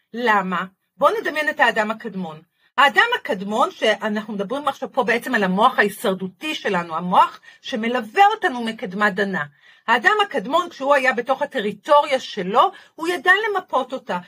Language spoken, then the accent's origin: Hebrew; Haifa, Haifa District, Israel; בחיפה עיר, אה, עיר הולדתי